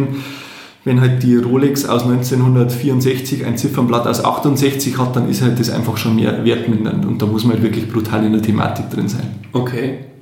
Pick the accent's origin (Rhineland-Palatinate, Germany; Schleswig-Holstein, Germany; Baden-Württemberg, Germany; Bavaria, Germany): Bavaria, Germany; Landshut; also born or lived in Munich; bei uns in Landshut